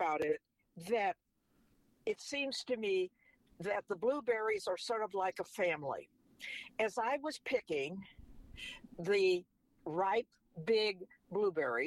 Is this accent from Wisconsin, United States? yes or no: yes; Wisconsin, United States; moved away; when I was growing up in Wisconsin part of my life